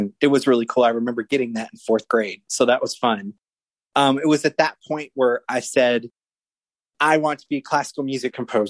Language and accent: English; Austin, Texas, United States; born there; To start off, I was born in Austin, Texas in 1986.